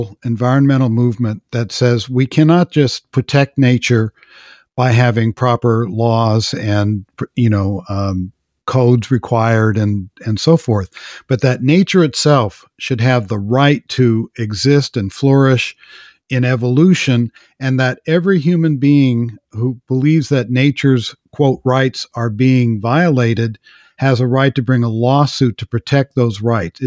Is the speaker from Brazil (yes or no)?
no; Los Angeles, California, United States; I grew up in Los Angeles